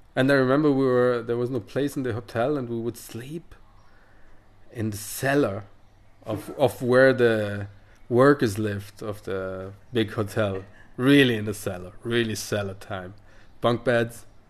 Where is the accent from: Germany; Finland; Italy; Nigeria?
Italy; English is a second language; I come from the Western Dolomites